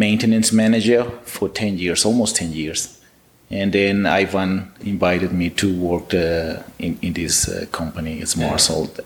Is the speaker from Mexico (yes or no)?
yes; Ciudad Juárez, Chihuahua, Mexico; I'm from Juarez actually, I was born in Juarez